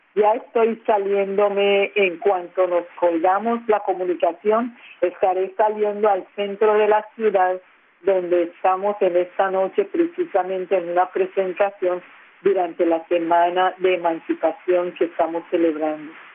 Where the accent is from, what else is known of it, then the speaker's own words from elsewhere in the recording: San Andrés archipelago, San Andrés, Providencia and Santa Catalina, Colombia; first language San Andrés Creole; Spanish is a second language; nuestro idioma que es el friol, que es nuestra lengua materna.